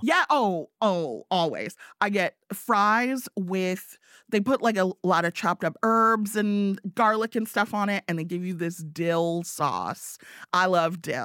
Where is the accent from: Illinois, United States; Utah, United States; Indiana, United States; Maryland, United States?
Illinois, United States; Evanston; moved away as an adult; also born or lived in Chicago; now in Kalamazoo, United States; I grew up in Evanston